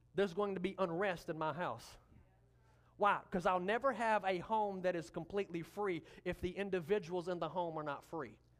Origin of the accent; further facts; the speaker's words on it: the Delta, United States; now in Malvern, United States; I'm from the Delta